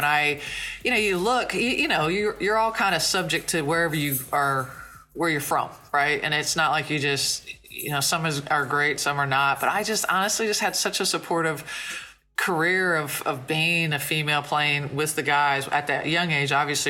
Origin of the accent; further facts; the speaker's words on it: Logan, Ohio, United States; I was from Logan, which is an hour southeast of Columbus.